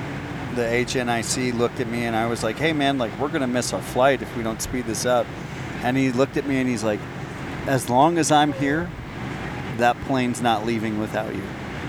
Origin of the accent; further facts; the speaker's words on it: United States; just being an American gives us that much more respect while we're out there.